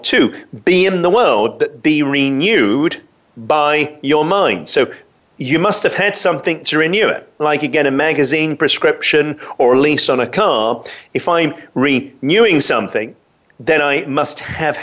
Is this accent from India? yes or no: no; London, United Kingdom; I grew up in London